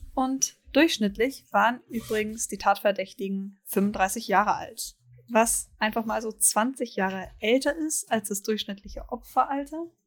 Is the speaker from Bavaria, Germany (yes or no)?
yes; Bavaria, Germany; meiner Heimat Bayern